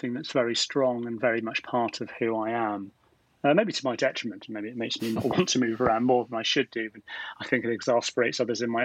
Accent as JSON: {"language": "English", "town": "Bristol", "region": "South West England", "country": "United Kingdom", "tie": "born or raised there", "also_born_or_lived": "Leeds / York", "moved": "as an adult", "said": "I was born in Bristol. My parents lived in Clifton"}